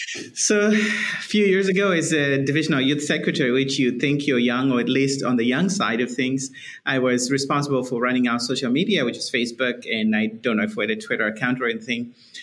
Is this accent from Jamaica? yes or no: no; Zimbabwe; You might be trying to guess where my accent is from. It's from all over the place. But I'm originally from Zimbabwe, which is in Southern Africa. And my accent has probably changed over time a little.